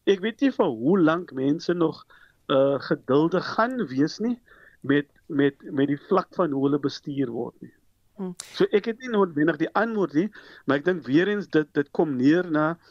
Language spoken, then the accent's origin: Afrikaans; South Africa; as Suid-Afrikaners